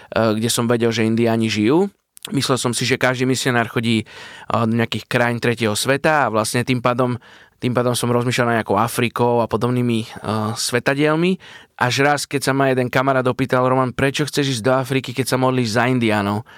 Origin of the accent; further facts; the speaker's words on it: Bratislava, Bratislava Region, Slovakia; A som z Bratislavy, narodil som sa v Bratislave, vyrastal som tu celý život